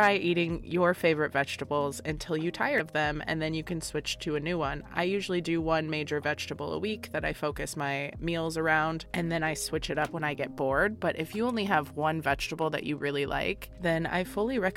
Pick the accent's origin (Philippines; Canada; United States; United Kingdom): United States; Florida; now in Midwest, United States; I'm from Florida and now I'm in the Midwest